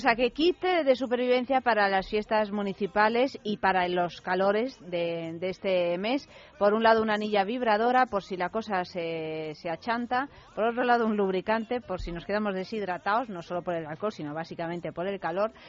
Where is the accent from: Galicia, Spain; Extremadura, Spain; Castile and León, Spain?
Castile and León, Spain; Soria; en mi pueblo, que es, eh, que es Soria